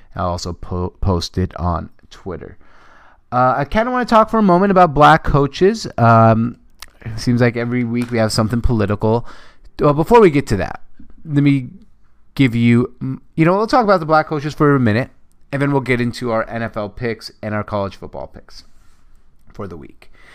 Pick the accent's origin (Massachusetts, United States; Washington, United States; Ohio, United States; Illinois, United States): Washington, United States; Seattle; I am from Seattle